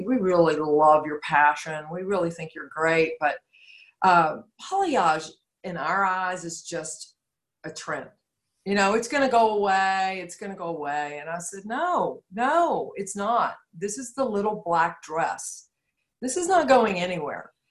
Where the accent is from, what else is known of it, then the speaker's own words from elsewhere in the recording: Georgia, United States; I'm from Georgia. The natural resource here is clay